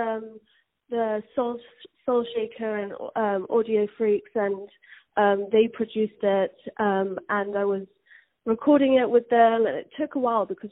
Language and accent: English; England, United Kingdom; I'm from England, and as a young girl, I was always singing around the house